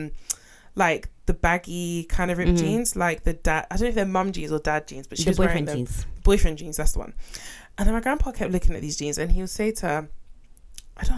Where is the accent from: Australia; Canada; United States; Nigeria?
Nigeria; I'm originally Nigerian